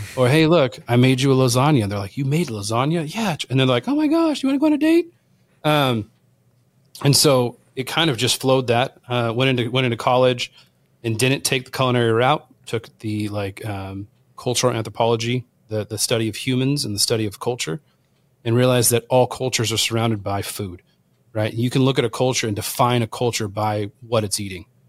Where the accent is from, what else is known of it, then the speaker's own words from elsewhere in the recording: Southern California, United States; born and raised in Southern California